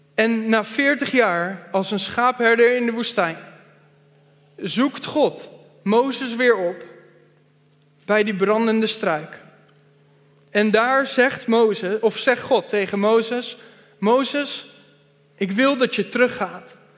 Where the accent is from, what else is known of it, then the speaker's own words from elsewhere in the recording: Veenendaal, Utrecht, Netherlands; Ik kom uit Veenendaal